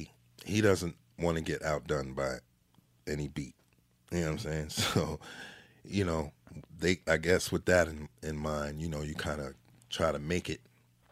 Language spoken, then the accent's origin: English; Jamaica